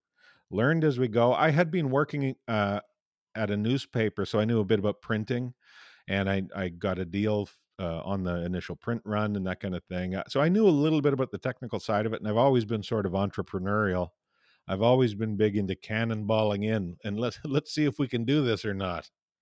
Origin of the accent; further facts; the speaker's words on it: Tisdale, Saskatchewan, Canada; my hometown. I don't know how proud they are, but...